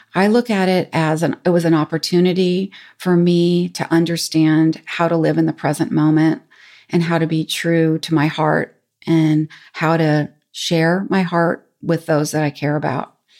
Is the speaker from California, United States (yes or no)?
yes; San Francisco, California, United States; I grew up in San Francisco